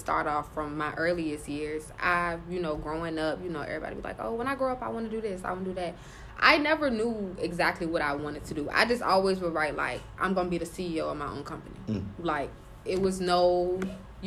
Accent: Richmond, Virginia, United States; I'm from Richmond

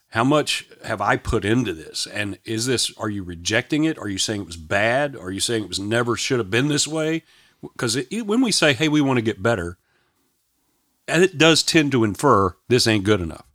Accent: Shreveport, Louisiana, United States; I grew up in Shreveport, Louisiana

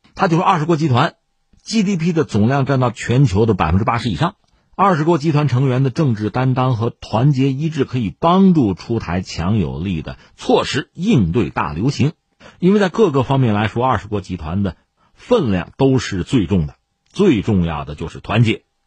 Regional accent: China; 我们中国人

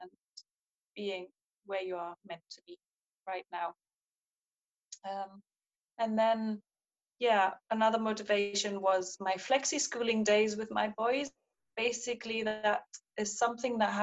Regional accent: East Germany, Germany; now in Edinburgh, United Kingdom; I grew up in East Germany, in the GDR

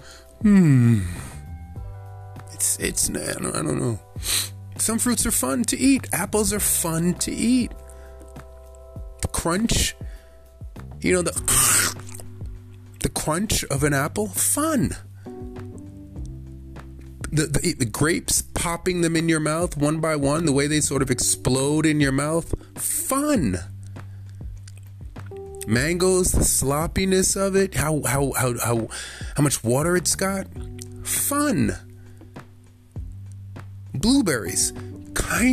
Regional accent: Jamaica; as a Jamaican

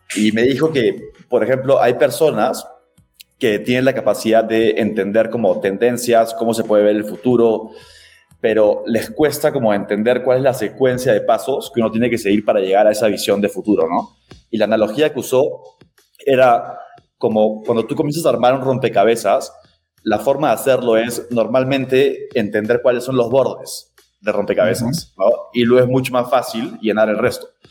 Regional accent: Lima, Peru; moved away as an adult; now in Mexico City, Mexico; yo soy de Perú, eh, de Lima, eh, pero no vivo en Lima hace ocho años

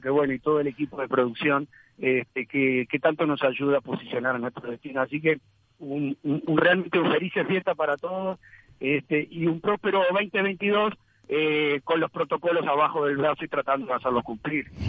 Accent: Uruguay

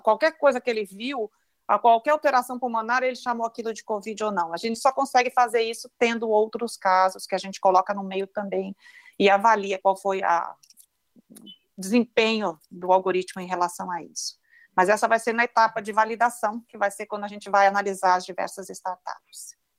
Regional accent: Brazil; nós, como brasileiros

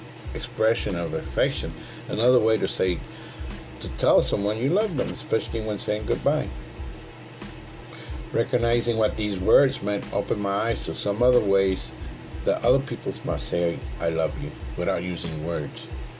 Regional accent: the South, United States; also born or lived in North; While I often say that I'm a Southerner, but I was born in the North

